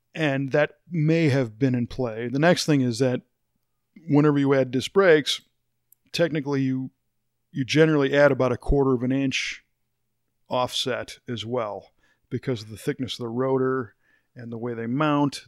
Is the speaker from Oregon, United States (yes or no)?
no; Chicago, Illinois, United States; moved away; I grew up in the Chicago area